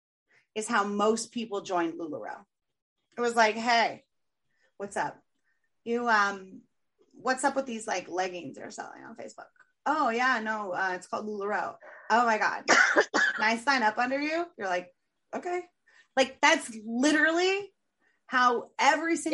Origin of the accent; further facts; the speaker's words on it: San Diego, California, United States; San Diego